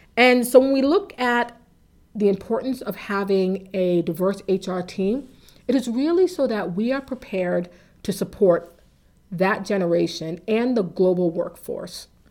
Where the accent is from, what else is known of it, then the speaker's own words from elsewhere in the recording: Waltham, Massachusetts, United States; I grew up in Waltham